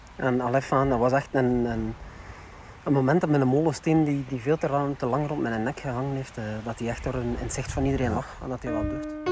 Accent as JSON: {"language": "Dutch", "region": "West Flanders", "country": "Belgium", "said": "zeker in de West-Vlaanderen, waar ik vandaan kom"}